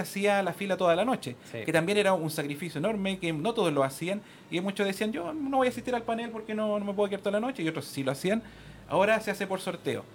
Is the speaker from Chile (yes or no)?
yes; Chile; como chileno